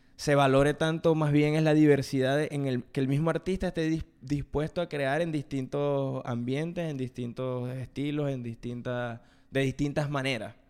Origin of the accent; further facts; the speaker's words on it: Venezuela; en Venezuela, desde donde yo vengo, que bueno, que venimos los dos de Venezuela, pero somos de dos ciudades distintas